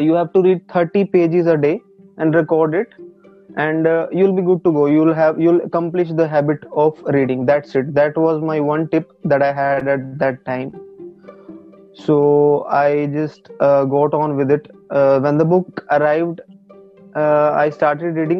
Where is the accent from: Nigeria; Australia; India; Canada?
India; Karnal, Haryana; I'm basically from Karnal, Haryana